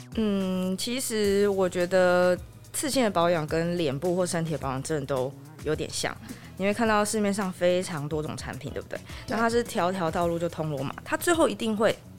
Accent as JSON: {"language": "Chinese", "town": "Yilan", "region": "Yilan County", "country": "Taiwan", "tie": "born or raised there", "said": "我从小是在宜兰长大"}